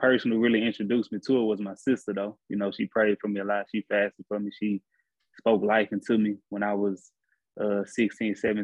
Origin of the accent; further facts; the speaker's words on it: Houston, Texas, United States; moved away as an adult; now in Croatia; I grew up in Houston, Texas